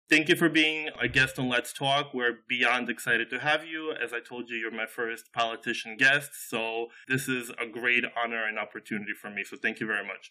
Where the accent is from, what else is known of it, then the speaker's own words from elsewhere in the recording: Moscow, Russia; also born or lived in South Brooklyn, New York, United States; now in New York City, United States; I was born in South Brooklyn, I grew up in Moscow